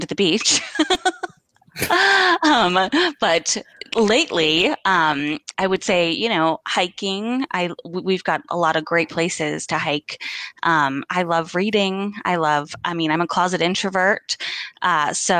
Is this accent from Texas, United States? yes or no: no; Arizona, United States; I born and raised here.